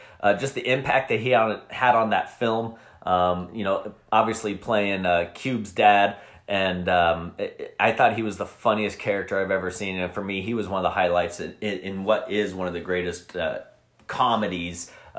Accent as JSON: {"language": "English", "region": "Colorado", "country": "United States", "moved": "yes", "lives_now": "Arizona, United States", "said": "I'm from Colorado."}